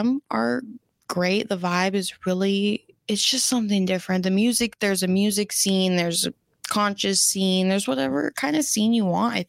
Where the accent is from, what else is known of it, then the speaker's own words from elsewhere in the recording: Florida, United States; moved away as an adult; now in California, United States; if I didn't make that choice at 18 to move across the country from Florida, like leave my hometown, leave my family and come out here